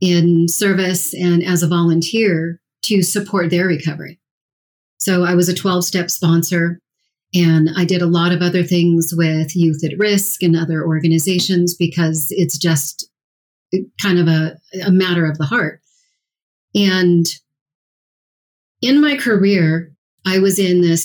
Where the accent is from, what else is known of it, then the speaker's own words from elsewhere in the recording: Colorado, United States; I grew up here in Colorado